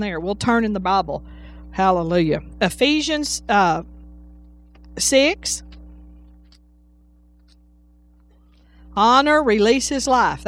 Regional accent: Texas, United States; moved away as an adult; now in Alabama, United States; I'm from Texas. And we used to tell Aggie jokes in Texas

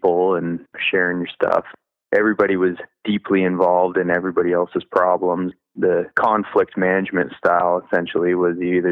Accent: Camano Island, Washington, United States; also born or lived in Oregon; I grew up in Western Washington, where I live now, on Kamano Island

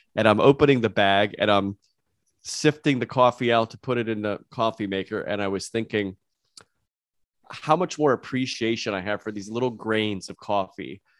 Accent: United States; I'm from the United States

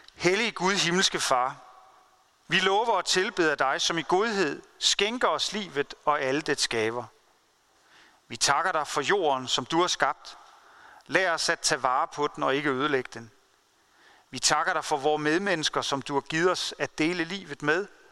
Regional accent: Denmark; jeg og du som danskere

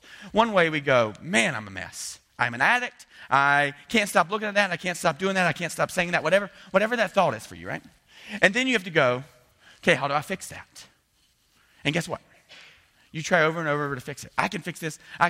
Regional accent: the South, United States; I'm from the South.

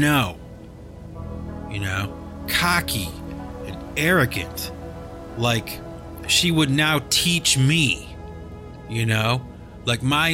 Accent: the North, United States; I'm from the North

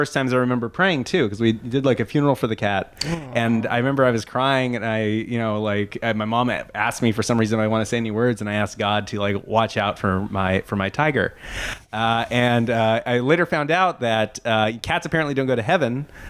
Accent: Stockton, California, United States; Stockton, California, in the San Joaquin Central Valley in California. It's not a great place.

